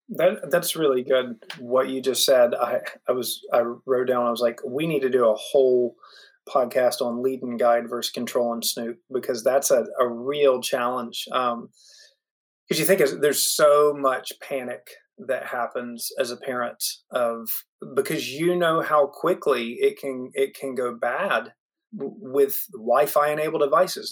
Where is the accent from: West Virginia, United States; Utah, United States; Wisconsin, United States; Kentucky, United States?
West Virginia, United States; I grew up in West Virginia